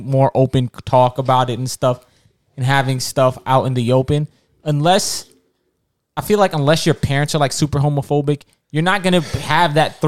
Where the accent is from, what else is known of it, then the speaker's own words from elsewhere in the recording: New York City, New York, United States; I'm from Far Rock